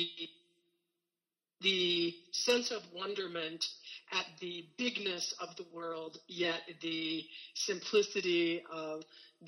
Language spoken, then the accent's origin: English; Indiana, United States; I am originally from Indiana. I have very deep roots in Indiana, actually. On both sides of my family, we've been here since the 1830s. So I am a Hoosier, born and bred